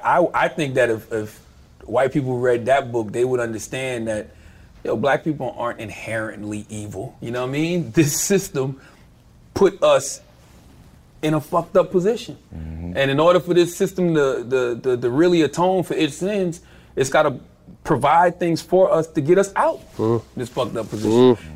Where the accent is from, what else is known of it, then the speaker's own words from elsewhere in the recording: Southern United States, United States; I come from the South. I was into, like, the gritty, grimy stuff